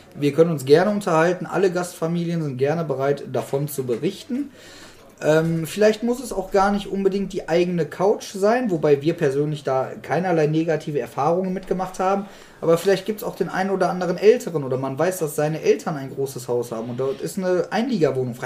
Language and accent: German; Germany; uns Deutschen